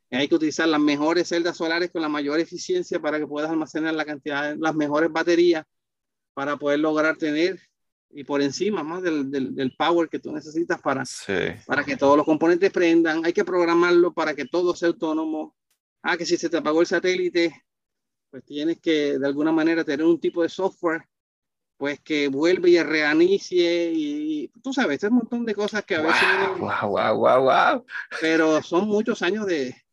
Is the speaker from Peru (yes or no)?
no; Barranquilla, Atlántico, Colombia; El colombiano se me perdió bien fácil porque, fuera te lo dije, este, Barranquilla es una ciudad caribeña bastante parecida a Puerto Rico.